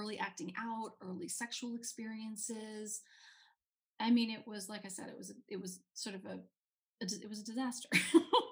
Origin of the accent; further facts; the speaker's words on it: New York City, New York, United States; I grew up in New York City. I grew up in Manhattan on the Upper West Side